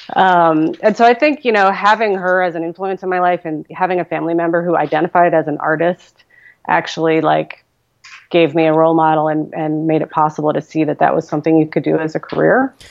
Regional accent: New York, United States; moved away as an adult; now in Portland, United States; growing up in New York in the 80s, um, you know, I would read the Village Voice voraciously, even though I was just like a suburban high school kid

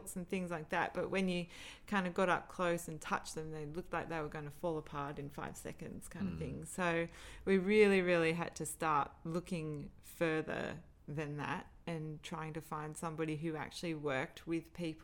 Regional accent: Australia; we're from Australia

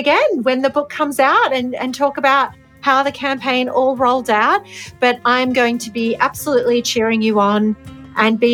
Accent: Greece; I'm not from a farming background, but I'm from Greece and my family are from a village.

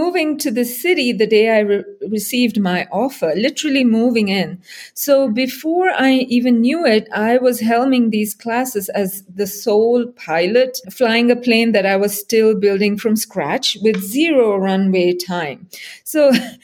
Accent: India; moved away as an adult; also born or lived in Singapore; now in Salt Lake City, United States; I was born and raised in India. I spent a big chunk of my life in Singapore, and here I am right now

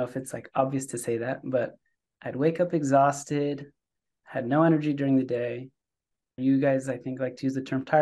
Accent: San Francisco, California, United States; also born or lived in Israel / Davis, California; I'm from San Francisco, born and raised here

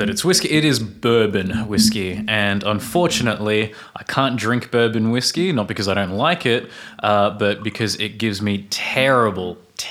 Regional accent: Australia; I'm from Australia.

